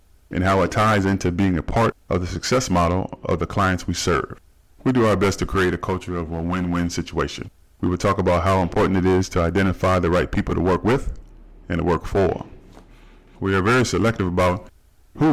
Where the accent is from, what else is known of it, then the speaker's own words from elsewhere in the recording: Dayton, Ohio, United States; moved away as an adult; also born or lived in Arizona; now in Southern California, United States; I was born and raised in Dayton, Ohio. I currently live in Southern California